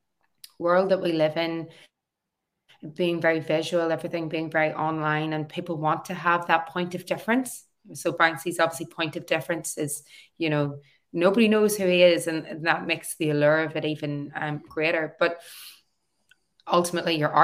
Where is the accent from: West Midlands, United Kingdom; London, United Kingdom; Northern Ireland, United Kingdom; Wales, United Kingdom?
Northern Ireland, United Kingdom; Newry; moved away as an adult; also born or lived in Belfast / Australia; back in my hometown as an artist running workshops.